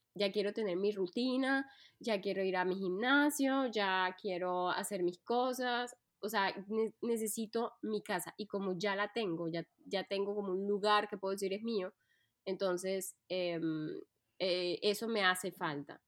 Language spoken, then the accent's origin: Spanish; Colombia; moved away as an adult; now in France; soy colombiana de nacimiento, pero antes de decidir vivir en Francia, pues viajé por muchos países.